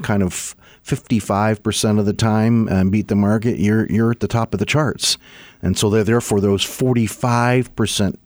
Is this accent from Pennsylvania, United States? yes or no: yes; Pennsylvania, United States; I grew up in Pennsylvania.